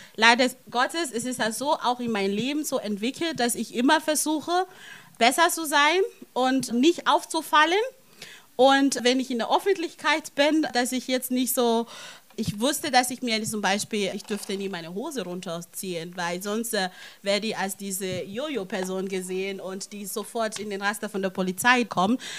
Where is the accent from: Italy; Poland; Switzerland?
Italy; now in Germany; ich bin nicht in Deutschland aufgewachsen, in Italien aufgewachsen